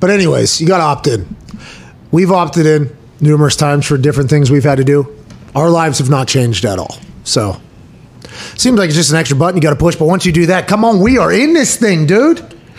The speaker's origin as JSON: {"language": "English", "region": "New Jersey", "country": "United States", "said": "It's my home state."}